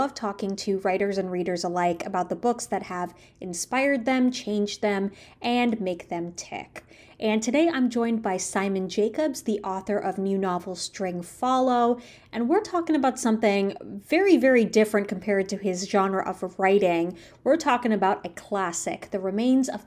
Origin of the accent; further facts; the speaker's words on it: the Midwest suburbs, United States; I grew up in the Midwest suburbs. I live in Illinois